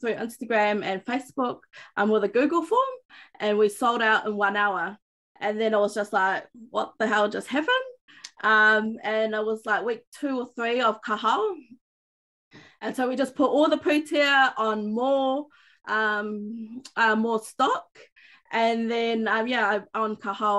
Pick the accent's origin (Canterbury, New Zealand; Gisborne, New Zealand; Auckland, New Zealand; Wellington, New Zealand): Auckland, New Zealand; moved away as an adult; now in Far North, New Zealand; I was fortunate to grow up in Te Reo Māori and Kura Kaupapa in Auckland, in the big city